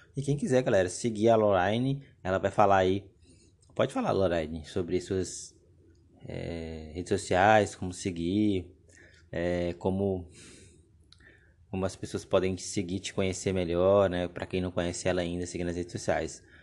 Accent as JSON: {"language": "Portuguese", "region": "Tocantins", "country": "Brazil", "moved": "yes", "lives_now": "Ceará, Brazil", "said": "minha terra, né? De, de Tocantins"}